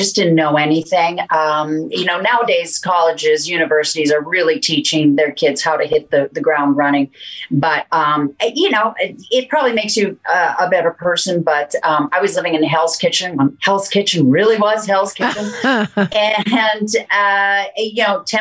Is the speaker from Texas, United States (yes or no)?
no; Bemidji, Minnesota, United States; moved away; also born or lived in North Dakota; I am from Minnesota. I'm from northern Minnesota, small town, Bemidji, 11,000 people